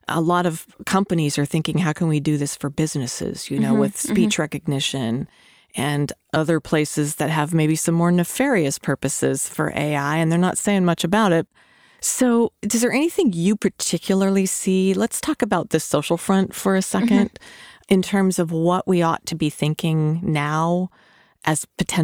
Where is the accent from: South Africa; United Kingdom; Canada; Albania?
Albania; Spoiler alert. I'm from Albania.